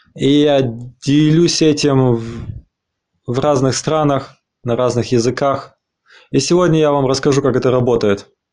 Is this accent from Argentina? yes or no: yes; Argentina; now in Berlin, Germany; я э, из Аргентины, из Аргентины